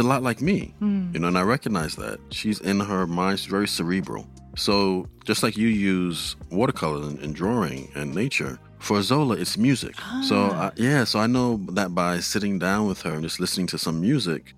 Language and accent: English; New York City, New York, United States; when I was growing up in the Bronx